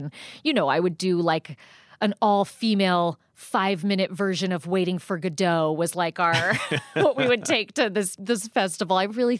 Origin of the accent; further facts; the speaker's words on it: South Pasadena, California, United States; I grew up Hollywood adjacent. Yeah. I grew up in South Pasadena.